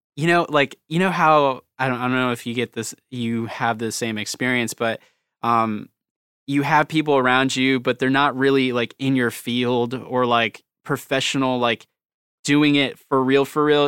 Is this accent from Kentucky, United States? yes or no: no; Virginia, United States; accent: country; I'm, like, from, like, Virginia right by D C, like, military everywhere